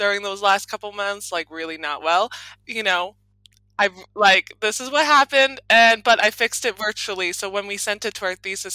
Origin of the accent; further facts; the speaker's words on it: Florida, United States; moved away as an adult; also born or lived in Freiburg, Germany; now in Berlin, Germany; I am from Florida, USA, and right now I am living in Berlin